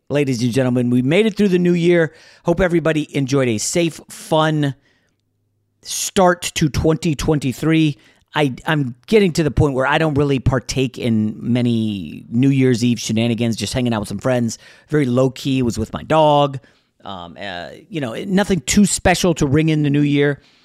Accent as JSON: {"language": "English", "region": "Northern Virginia", "country": "United States", "tie": "born or raised there", "also_born_or_lived": "New York", "said": "where I grew up in Northern Virginia"}